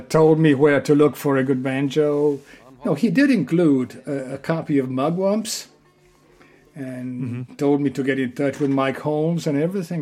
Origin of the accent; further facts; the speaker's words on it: Genoa, Liguria, Italy; born in Genova, Italy